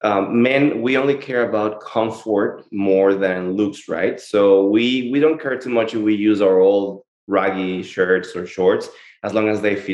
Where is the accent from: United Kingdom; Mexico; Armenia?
Mexico; moved away as an adult; also born or lived in Guatemala / Spain / Chicago / Miami; now in Austin, United States; I'm originally from Mexico